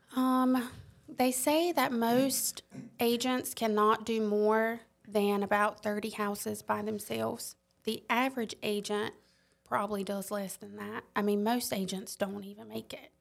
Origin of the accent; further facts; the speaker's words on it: Robeson County, southeastern North Carolina, United States; accent: Lumbee; moved away as an adult; now in Columbia, United States; I'm from North Carolina, southeastern North Carolina, Robeson County